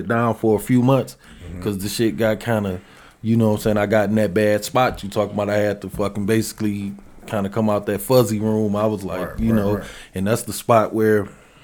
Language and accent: English; Detroit, Michigan, United States; I grew up in the Herman Garden